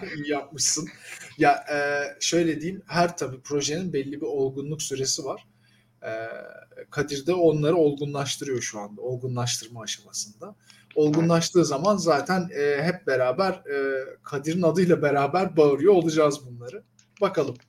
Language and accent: Turkish; Turkey; bir Türk olarak